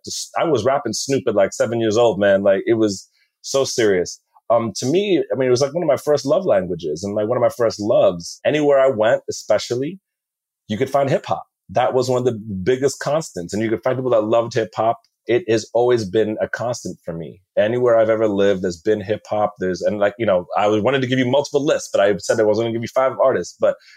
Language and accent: English; Beijing, China; when I was growing up in Beijing, there was no drinking age or going out age when I was growing up there.